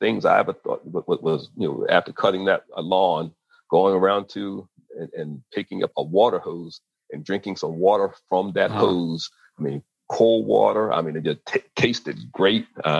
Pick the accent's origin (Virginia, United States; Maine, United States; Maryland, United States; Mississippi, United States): Maryland, United States; growing up in the Mid-Atlantic in Maryland